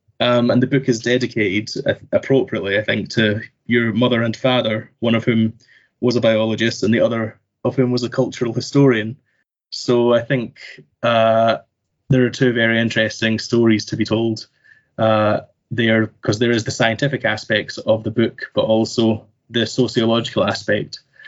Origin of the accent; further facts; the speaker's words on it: Sweden; moved away as an adult; also born or lived in Scotland; now in Toronto, Canada; ever since I moved to Toronto, Canada, to begin my graduate research. Arriving in Toronto after growing up in Sweden and receiving my undergraduate training in Scotland